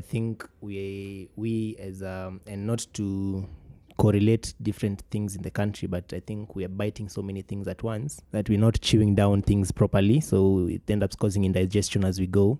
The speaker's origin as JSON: {"language": "English", "country": "Kenya", "said": "being a Kenyan"}